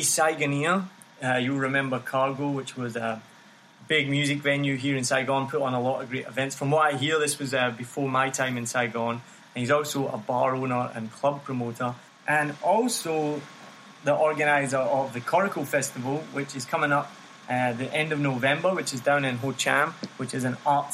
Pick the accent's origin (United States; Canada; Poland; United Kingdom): United Kingdom; Glasgow, Scotland; moved away as an adult; now in Vietnam; I'm from Glasgow, and as you probably know, Glasgow is like a live music city.